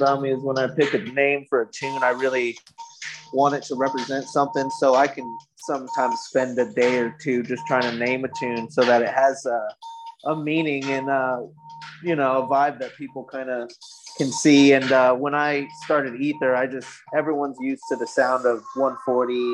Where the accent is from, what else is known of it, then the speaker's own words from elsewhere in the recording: New Mexico, United States; I grew up in New Mexico